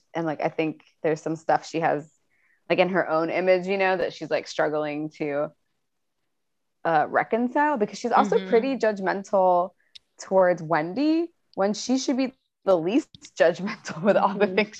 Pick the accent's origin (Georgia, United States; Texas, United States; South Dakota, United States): Georgia, United States; Atlanta; I'm from Atlanta.